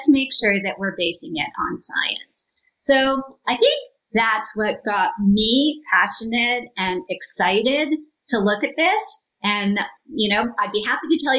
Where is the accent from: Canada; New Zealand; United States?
Canada; I'm from Canada